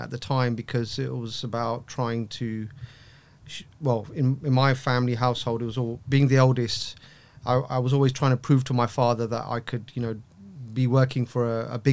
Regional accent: London, United Kingdom; growing up in East London

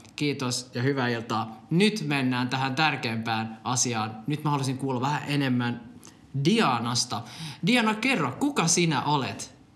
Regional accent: Finland; born or raised there; also born or lived in Popayán, Colombia

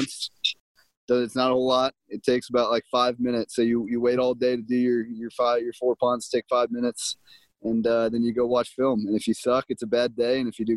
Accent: St. Louis, Missouri, United States; moved away as an adult; also born or lived in Houston, Texas; I'm from St. Louis, Missouri

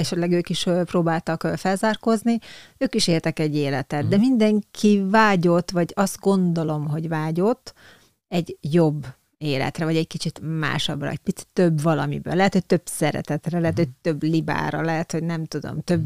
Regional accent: Hungary; also born or lived in Leninváros (Tiszaújváros), Borsod-Abaúj-Zemplén; falun hmm. nőttem fel utána, ugye Leninváros után

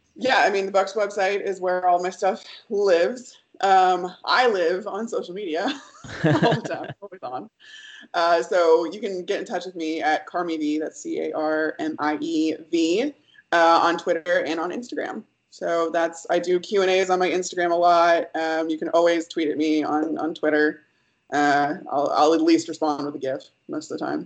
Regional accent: Chicago, Illinois, United States; I grew up in Chicago

